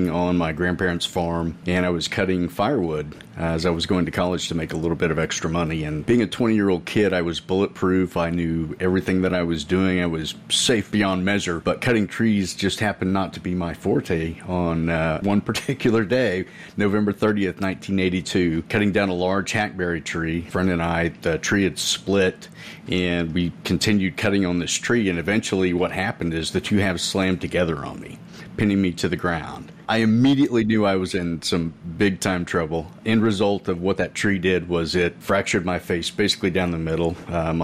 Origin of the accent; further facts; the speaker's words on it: Edmond, Oklahoma, United States; first language English; I'm from Edmond, Oklahoma in the United States